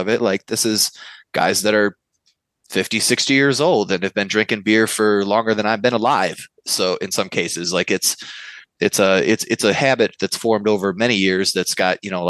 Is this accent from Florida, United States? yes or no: no; Novi, Michigan, United States; I was a slightly more advanced home brewer who thought it would be a cool idea to open a brewery in my hometown because we didn't have one